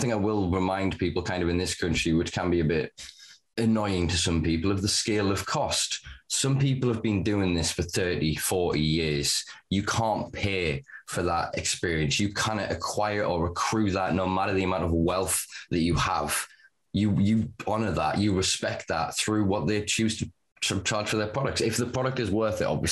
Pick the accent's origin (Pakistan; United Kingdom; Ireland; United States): United Kingdom; the north of England; I'm Northern English